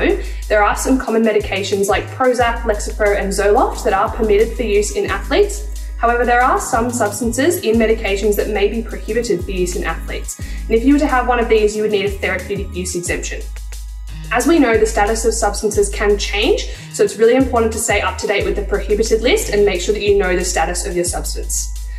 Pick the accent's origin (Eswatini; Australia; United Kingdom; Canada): Australia; I'm an Australian swimmer and a Sport Integrity Australia clean sport educator.